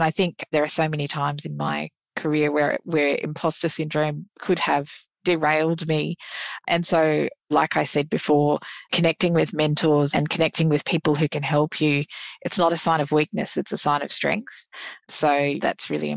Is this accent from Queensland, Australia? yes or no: yes; Queensland, Australia; I'm a Queenslander